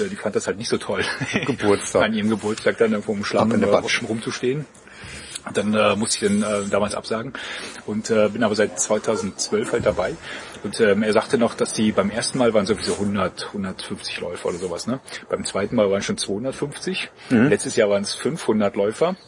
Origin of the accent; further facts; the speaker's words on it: East Germany, Germany; Ich bin Ossi